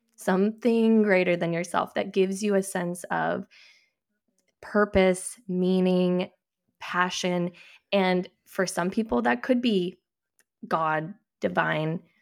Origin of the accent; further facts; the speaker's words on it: New Hampshire, United States; I grew up in New